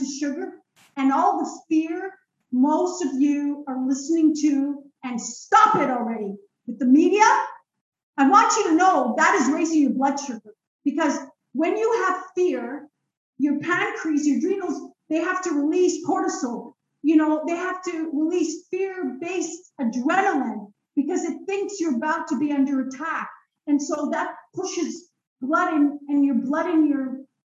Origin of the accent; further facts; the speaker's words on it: Israel; moved away; I was born in Israel